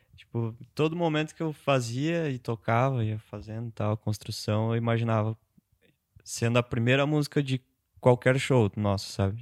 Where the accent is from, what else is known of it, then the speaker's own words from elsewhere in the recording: Otacílio Costa, Santa Catarina, Brazil; moved away; eu morava em Otacílio, eu sou de Otacílio